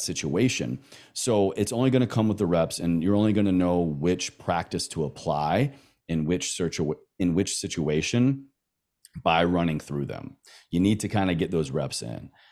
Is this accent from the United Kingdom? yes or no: no; the South, Southern United States, United States; accent: Southern; my Southern accent